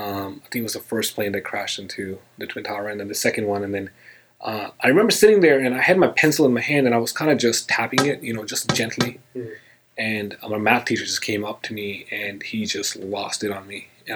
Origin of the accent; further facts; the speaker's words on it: India; now in United States; Okay, well, I was born and raised in India. I moved to the United States in 2001. It all began for me in India, really.